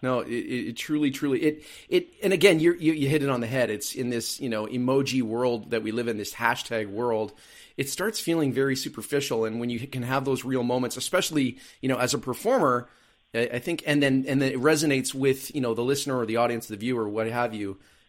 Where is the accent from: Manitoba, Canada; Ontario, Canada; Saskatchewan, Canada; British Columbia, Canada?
British Columbia, Canada; Vancouver; moved away as an adult; now in Halifax, Canada; I'm from Vancouver originally, but I was born in Halifax. So I moved back.